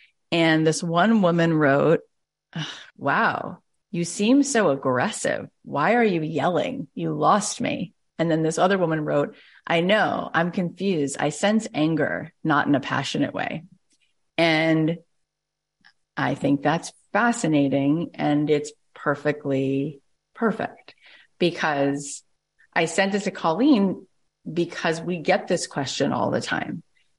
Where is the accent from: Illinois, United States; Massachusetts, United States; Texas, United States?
Texas, United States; Arlington; And for some people growing up in Arlington, Texas, they don't like the things that are different about me.